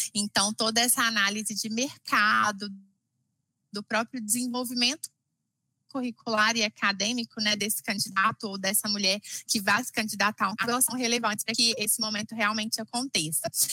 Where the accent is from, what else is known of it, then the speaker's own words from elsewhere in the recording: Minas Gerais, Brazil; sou nascida e criada aqui em Minas Gerais